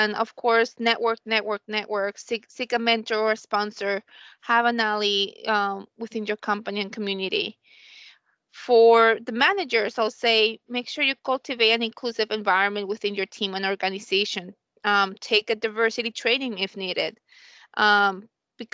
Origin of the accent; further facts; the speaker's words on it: Colombia; I'm from Colombia